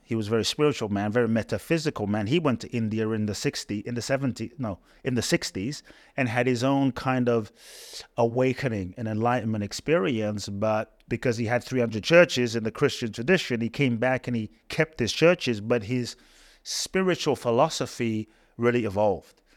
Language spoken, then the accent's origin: English; London, United Kingdom; born or raised there; moved away as an adult; also born or lived in Ghana; now in United States